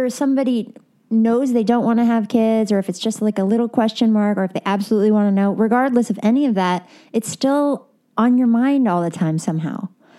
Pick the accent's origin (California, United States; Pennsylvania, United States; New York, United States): New York, United States; Westchester County; moved away as an adult; now in Los Angeles, United States; Okay, so I moved to LA like 15 years ago from New York. I grew up in Westchester County, New York. And then I went to school in New York and then at Cornell upstate.